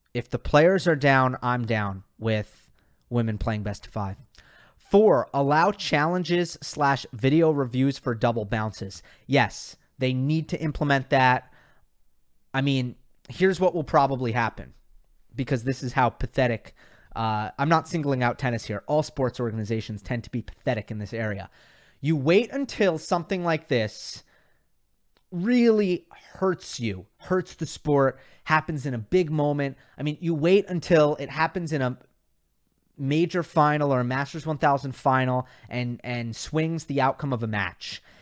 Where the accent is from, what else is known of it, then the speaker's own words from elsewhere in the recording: New York, United States; I grew up in New York